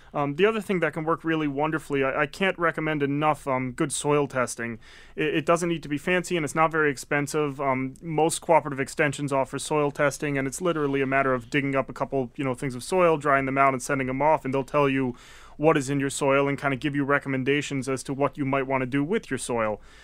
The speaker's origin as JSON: {"language": "English", "region": "Connecticut", "country": "United States", "tie": "born or raised there", "also_born_or_lived": "Maine", "moved": "yes", "lives_now": "Massachusetts, United States", "said": "I came down from Maine, um, having actually originally grew up in Connecticut."}